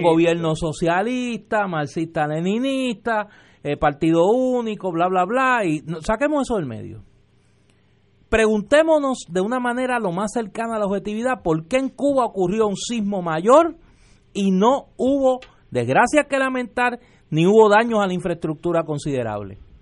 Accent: Puerto Rico; en Puerto Rico nosotros hemos vivido

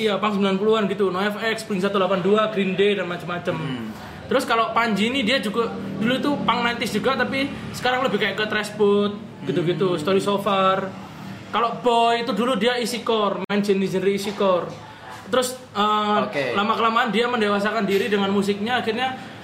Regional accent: Surabaya, East Java, Indonesia; Surabaya of course karena itu kotaku

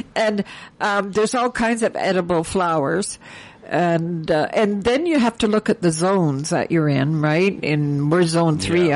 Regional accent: Ontario, Canada; moved away; I grew up in back in Ontario

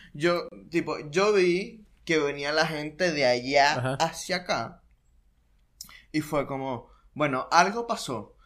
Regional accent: Maturín, Monagas, Venezuela; now in Buenos Aires, Argentina; soy de Maturín y vivía en un pueblo total

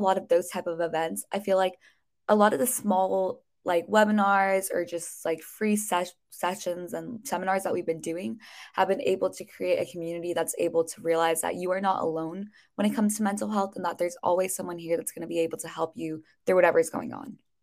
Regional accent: Bay Area, California, United States; I'm a junior from the Bay Area in California

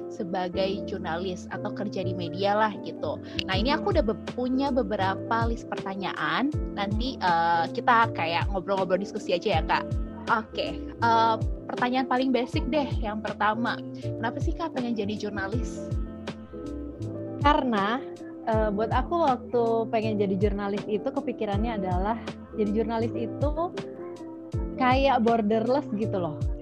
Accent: Java, Indonesia; Jadi papaku asalnya dari timur, dari Ambon, mama dari Jawa, Jawa Timur. Tapi kebetulan uh, aku besar di daerah Jawa dan belum benar-benar pernah ke Ambon.

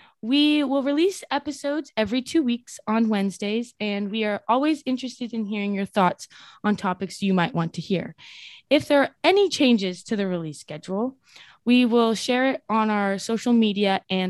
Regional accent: Orange County, California, United States; moved away as an adult; also born or lived in New York City; I am 20 years old and currently a student studying philosophy at Pace University. I was born and raised in Orange County, and I go to school in New York City.

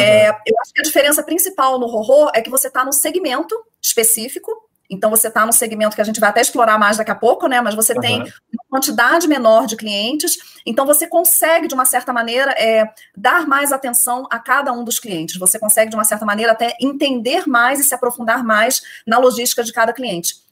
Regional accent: Rio de Janeiro, Brazil; accent: carioca; moved away as an adult; also born or lived in Porto Alegre; now in São Paulo, Brazil; pelo sotaque todo mundo já sabe que eu sou carioca, é, são 13 anos já fora do Rio de Janeiro, mas esquece, não perco meu sotaque

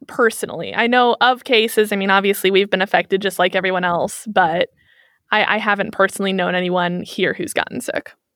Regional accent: Kansas City, Missouri, United States; moved away as an adult; now in Germany; I'm from Kansas City, Missouri

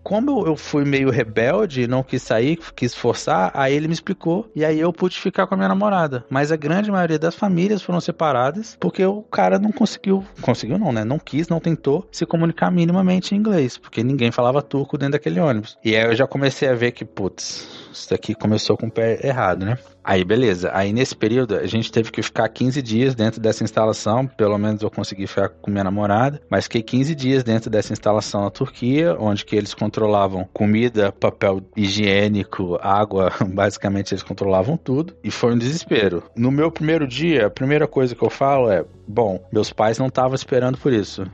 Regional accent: Espírito Santo, Brazil; moved away as an adult; also born or lived in São Paulo / Australia / Malta / Cyprus; eu sou de São Paulo, mas eu fui muito novo, uns 10 anos, pro Espírito Santo

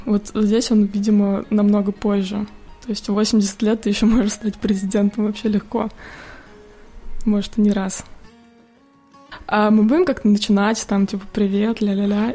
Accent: Moscow Oblast, Russia; now in United States; родом я из Подмосковья

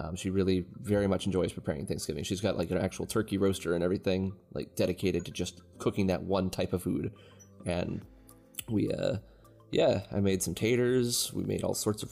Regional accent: United States; We're all American

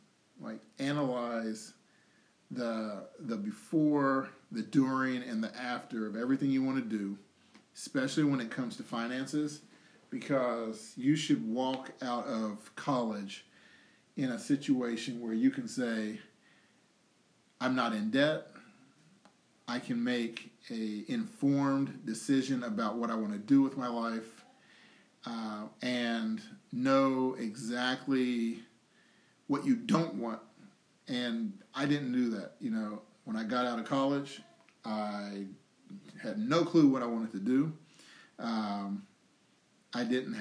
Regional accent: United States; from being born in America, when I was born in America

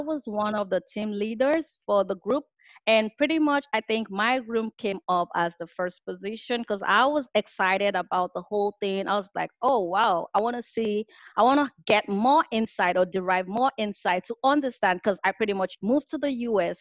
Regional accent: Nigeria; moved away as an adult; now in California, United States; I am originally from Nigeria and I moved out to the US for my master's program in computer and information systems. I live in California

